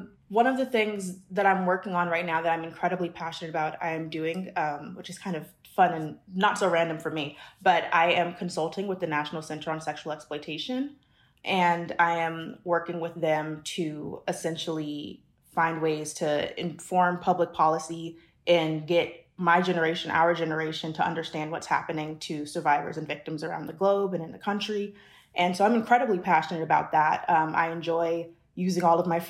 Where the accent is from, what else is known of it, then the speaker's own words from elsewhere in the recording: Los Angeles, California, United States; also born or lived in Washington, D.C.; I was born in Washington, D.C., but I grew up in L.A., kind of pretty much in the Valley.